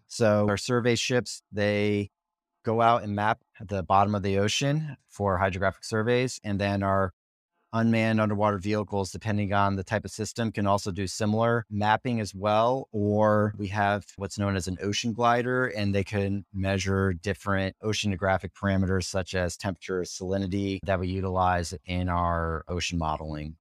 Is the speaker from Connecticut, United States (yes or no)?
yes; Norwalk, Connecticut, United States; I grew up in Norwalk, Connecticut